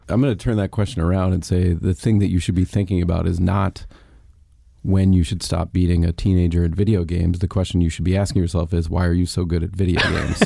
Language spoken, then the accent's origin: English; Atlanta, Georgia, United States; I grew up in Atlanta